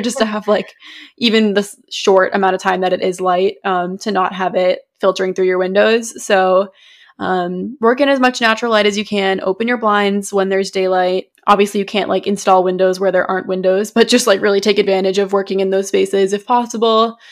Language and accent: English; New England, United States; we're from New England